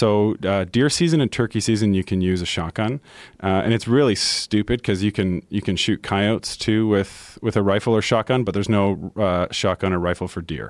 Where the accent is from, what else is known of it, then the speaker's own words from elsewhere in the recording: Caledon, Ontario, Canada; where I grew up in Caledon, which is about an hour north of the city on a horse farm, we don't have a gun season for deer.